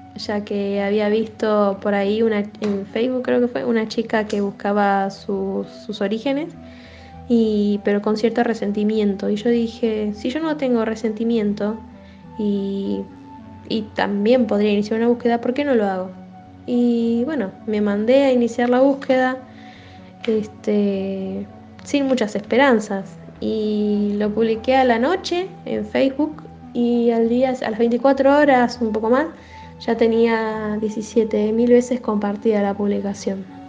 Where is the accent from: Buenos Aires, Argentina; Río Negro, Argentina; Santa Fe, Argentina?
Buenos Aires, Argentina; soy de Buenos Aires, porque mi documento dice eso